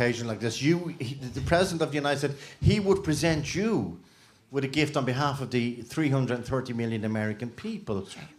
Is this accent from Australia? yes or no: no; Dublin, Leinster, Ireland; accent: Dublin; it's my Dublin accent.